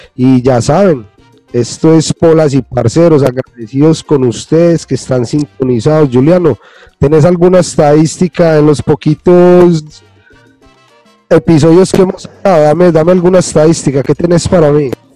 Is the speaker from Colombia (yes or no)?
yes; Colombia; moved away as an adult; yo llevo fuera de Colombia más de 20 años